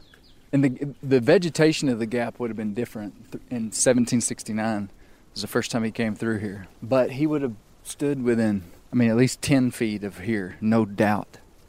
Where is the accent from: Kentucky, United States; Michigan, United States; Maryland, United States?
Michigan, United States; now in Montana, United States; I grew up in Michigan and wound up in Montana.